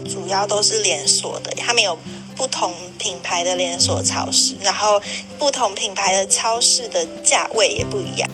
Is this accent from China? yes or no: no; Taiwan; moved away; 你是我第一个认识的台湾人